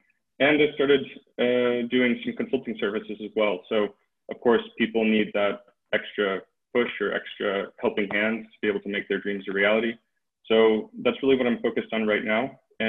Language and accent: English; California, United States; In general, so … I'm originally from the United States. I mostly say California, but I moved around a lot.